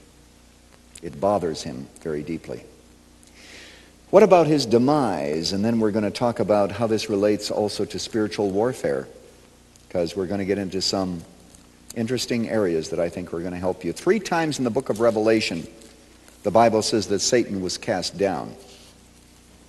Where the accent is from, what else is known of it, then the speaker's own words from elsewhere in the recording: Chicago, Illinois, United States; I come from Chicago